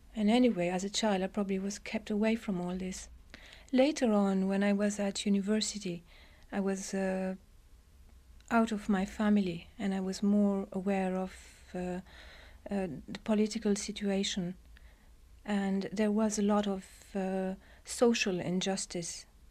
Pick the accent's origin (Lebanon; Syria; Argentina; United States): Lebanon; Beirut, Beirut Governorate; moved away; also born or lived in England; I was born in England, but I was brought up in, uh, the Lebanon, in Beirut in a boarding school.